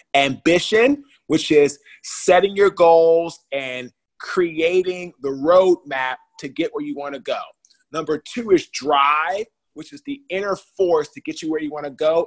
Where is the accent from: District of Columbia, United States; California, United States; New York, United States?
District of Columbia, United States; Washington; I'm from Washington, D.C., the nation's capital uh, in the USA.